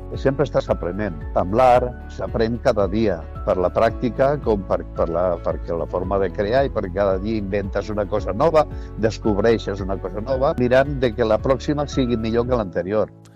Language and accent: Catalan; Tarragona, Catalonia, Spain; also born or lived in Altafulla; soc de Tarragona, soc nascut a 1950 a la plaça del Paiol